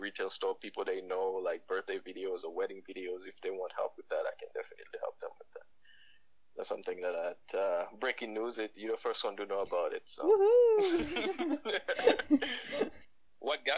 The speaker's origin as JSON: {"language": "English", "country": "Haiti", "tie": "born or raised there", "moved": "yes", "lives_now": "Ottawa, Canada", "said": "I grew up in Haiti. I'm Haitian"}